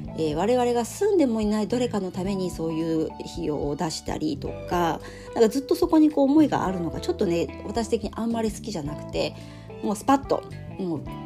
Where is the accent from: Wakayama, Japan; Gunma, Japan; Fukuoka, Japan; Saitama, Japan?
Fukuoka, Japan; moved away as an adult; now in Tokyo, Japan; 私は福岡出身の次女。